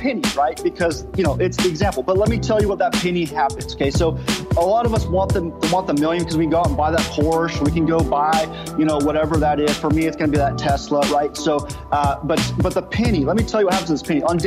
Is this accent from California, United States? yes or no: yes; Southern California, United States; now in Oklahoma, United States; I'm originally from Southern California and I live in Oklahoma